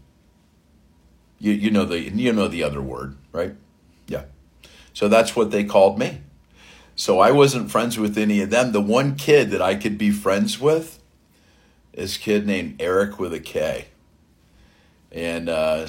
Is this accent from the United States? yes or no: yes; South Florida, United States; I grew up in South Florida